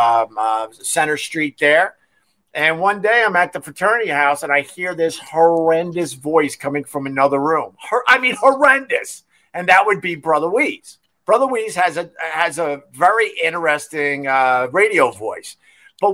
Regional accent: Huntington, New York, United States; also born or lived in Rochester; I'm originally from Huntington, Long Island

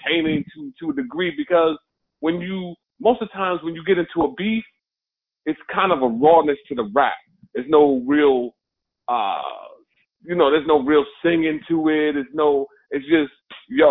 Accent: New York, United States; I'm from New York

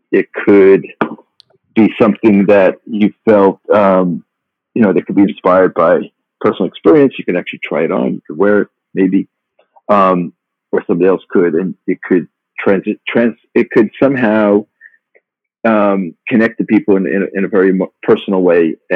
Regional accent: Long Island, New York, United States; also born or lived in Brooklyn; I was born in Brooklyn, but raised actually uh, on Long Island

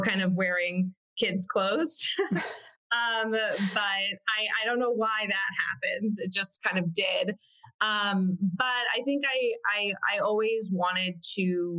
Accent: Connecticut, United States; moved away as an adult; now in Brooklyn, United States; I am from Connecticut, in a suburb of New York, and grew up there my entire life.

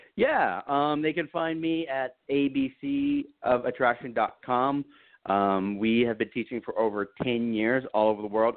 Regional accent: Texas, United States; I was raised in the South. I was raised in Texas

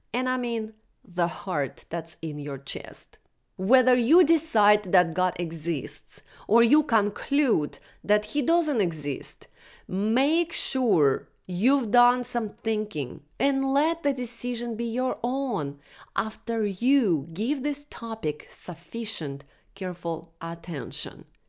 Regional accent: Russia; moved away; I was born in Soviet Russia in nineteen eighty-three and grew up during the crash of U S S R and anarchy

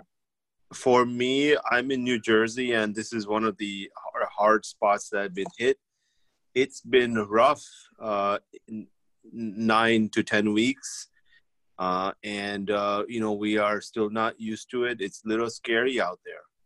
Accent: India; moved away; we're from India

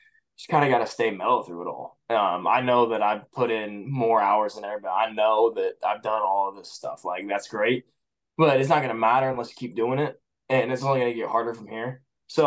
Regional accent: Indiana, United States; I'm from Indiana

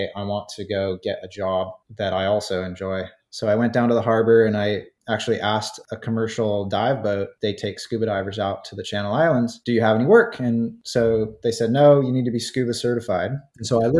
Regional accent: Santa Barbara, California, United States; I grew up in Santa Barbara, California

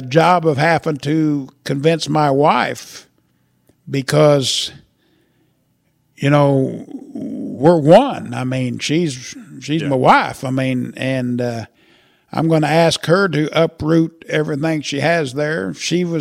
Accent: Murrayville, Illinois, United States; I got roots in Murrayville. Been there all my life

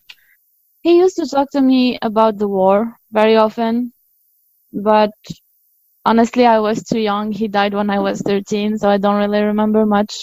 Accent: Béjaïa, Béjaïa Province, Algeria; English is a second language; moved away as an adult; now in United States; I'm not from the capital city. I'm from one of the biggest cities. I'm from Béjaïa. It's a coastal city.

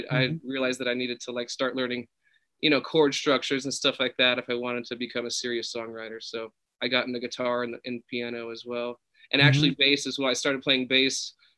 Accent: California, United States; I'm in Malibu right now. Yeah, born and raised.

